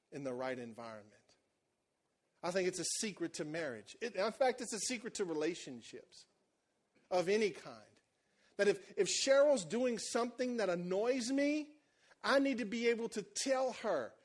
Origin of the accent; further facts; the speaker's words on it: Cajun country, Louisiana, United States; You know how we are in Cajun country